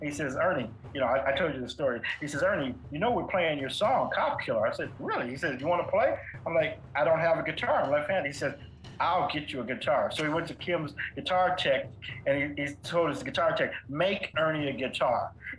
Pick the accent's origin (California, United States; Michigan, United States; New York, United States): California, United States; I'm from California.